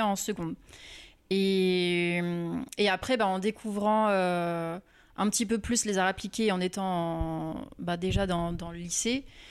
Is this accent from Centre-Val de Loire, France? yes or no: no; Rouen, Normandy, France; now in Paris, France; je viens de Rouen